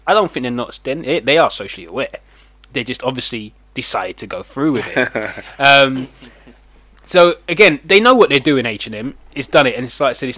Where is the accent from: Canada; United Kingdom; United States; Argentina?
United Kingdom; England; I'm English